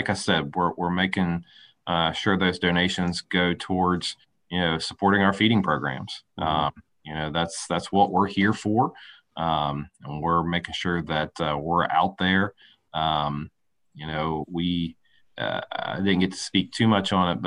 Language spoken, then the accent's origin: English; West Virginia, United States; I'm born and raised in West Virginia.